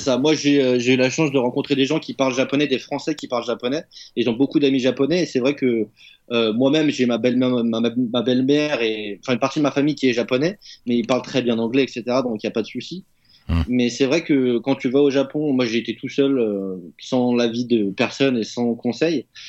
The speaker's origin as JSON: {"language": "French", "country": "France", "moved": "yes", "said": "chez moi en France"}